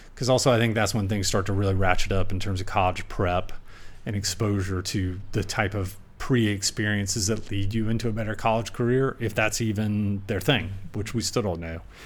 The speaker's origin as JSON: {"language": "English", "region": "South Carolina", "country": "United States", "tie": "born or raised there", "moved": "yes", "lives_now": "Napa Valley, United States", "said": "growing up in Sum-, South Carolina"}